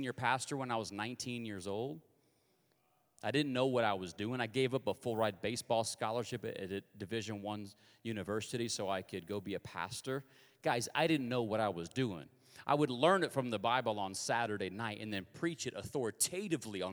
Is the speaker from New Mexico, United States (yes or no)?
no; Kansas, United States; I'm from Kansas